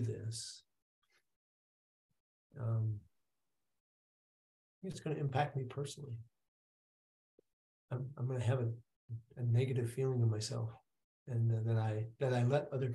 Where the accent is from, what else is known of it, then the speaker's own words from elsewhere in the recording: Wisconsin, United States; also born or lived in Michigan; I grew up in Wisconsin, but I was born in Michigan